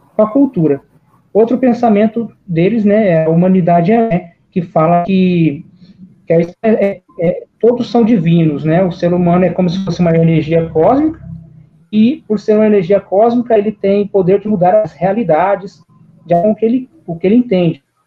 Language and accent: Portuguese; Pitangueiras, São Paulo, Brazil; sou da cidade de Pitangueiras, que é o interior de São Paulo